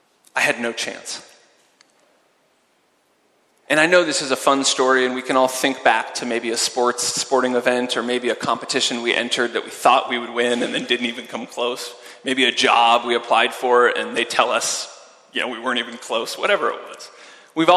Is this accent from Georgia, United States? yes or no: no; California, United States; now in Zurich, Switzerland; I grew up in California and was a swimmer and a water polo player